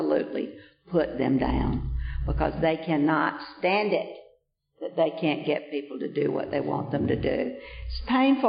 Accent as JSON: {"language": "English", "town": "Vienna", "region": "Georgia", "country": "United States", "moved": "yes", "said": "when I came from Vienna, Georgia, that I was right up down the front row in that Methodist church every Sunday"}